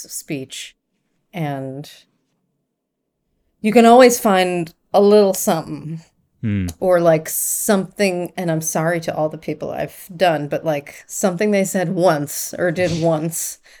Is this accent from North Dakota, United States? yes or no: no; Long Island, New York, United States; growing up on Long Island